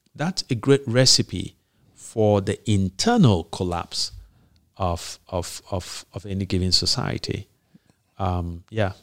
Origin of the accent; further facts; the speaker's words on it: Nigeria; you and I grew up in Nige-, in a Nigeria where there were still standards